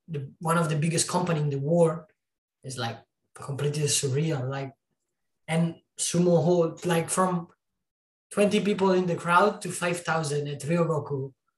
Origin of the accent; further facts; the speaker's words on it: Italy; Like, I came from a city of 9,000 people where wrestling doesn't exist. Luckily, there was a school near my hometown.